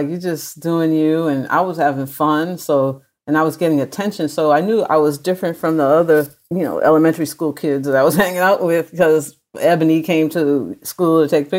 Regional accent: Medford, Massachusetts, United States; In Medford, Massachusetts.

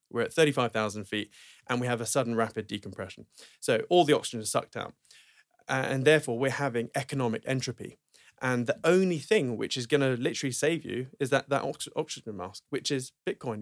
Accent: Norwich, East of England, United Kingdom; Norwich, okay? Um, where I'm from

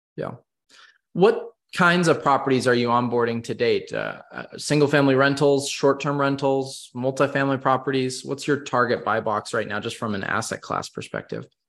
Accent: West Coast, United States; growing up on the West Coast

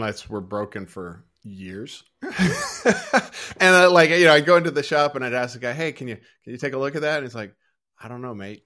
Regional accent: United States; moved away as an adult; now in Australia; as an American

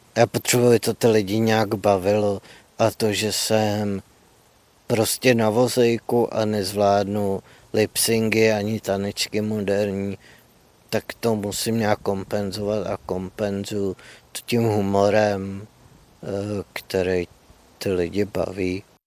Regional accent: Louny, Ústí nad Labem Region, Czechia; pocházím z Loun, což je malé město severozápadně od Prahy

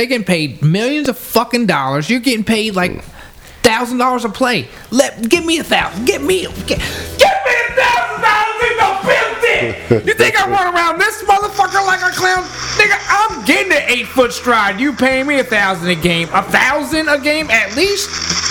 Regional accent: Manassas, Virginia, United States; also born or lived in Chicago; So, but I was born in Chicago. I'm technically from Manassas.

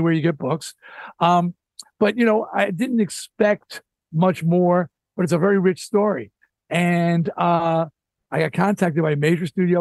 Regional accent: New York, United States; also born or lived in Astoria, Queens / Belize; now in California, United States; I grew up in New York

